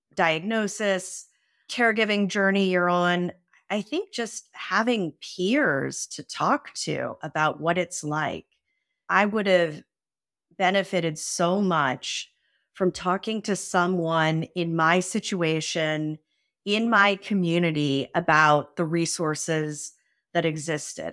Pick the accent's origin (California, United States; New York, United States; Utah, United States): California, United States; San Francisco; I grew up in San Francisco in the eighties